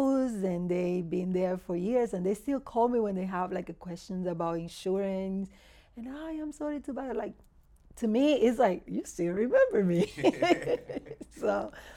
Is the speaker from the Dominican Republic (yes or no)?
yes; Dominican Republic; English is a second language; moved away; also born or lived in Miami / Houston; I was born in Dominican Republic.